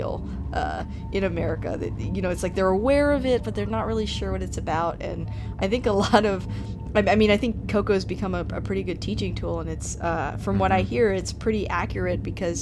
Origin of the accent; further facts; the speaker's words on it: United States; even though I am Mexican American, I was born here, and my parents didn't really celebrate it.